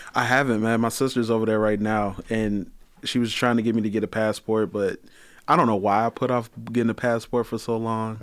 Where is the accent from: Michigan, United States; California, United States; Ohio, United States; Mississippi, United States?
Michigan, United States; Detroit; also born or lived in Pontiac, Michigan; I grew up in Detroit